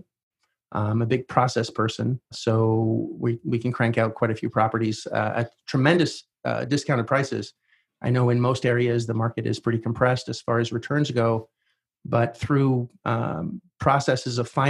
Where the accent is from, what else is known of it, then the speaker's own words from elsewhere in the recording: Canada; since I was Canadian